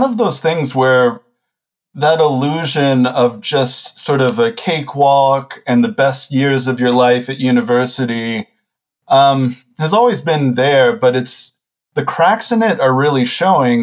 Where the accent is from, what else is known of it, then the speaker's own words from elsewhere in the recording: Texas, United States; I'm from the U.S. I'm from Texas, and I went to university initially in Houston